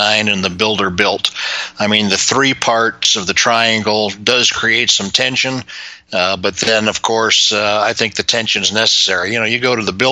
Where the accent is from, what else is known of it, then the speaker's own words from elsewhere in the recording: Chicago, Illinois, United States; I was growing up in Chicago